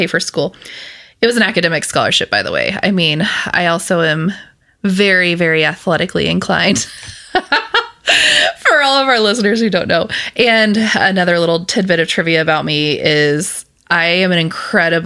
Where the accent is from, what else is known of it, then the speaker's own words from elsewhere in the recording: Scott City, Kansas, United States; also born or lived in Houston area, Texas; I grew up in Western Kansas, and it is a very small town, more cows than people